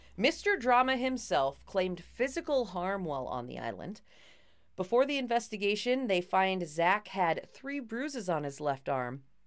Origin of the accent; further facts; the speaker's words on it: Minnesota, United States; I am a Minnesotan who took two years of French just enough to get into college